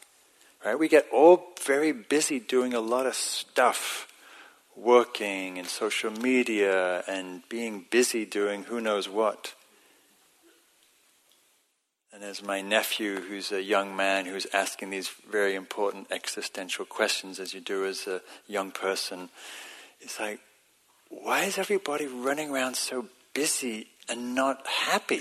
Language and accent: English; England, United Kingdom; it's part of my identity as an English person